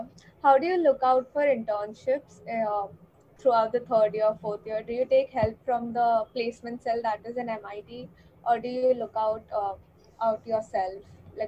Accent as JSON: {"language": "English", "town": "Mumbai", "region": "Maharashtra", "country": "India", "said": "from Foundation Batch and I'm from Mumbai."}